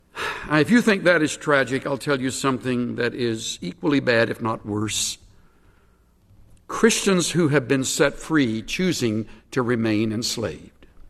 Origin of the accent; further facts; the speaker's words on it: United States; As an American